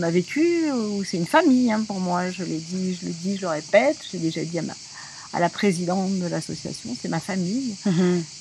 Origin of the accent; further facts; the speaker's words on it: Paris, Île-de-France, France; Je suis parisienne au départ, puis euh, j'ai navigué un petit peu dans toute la France.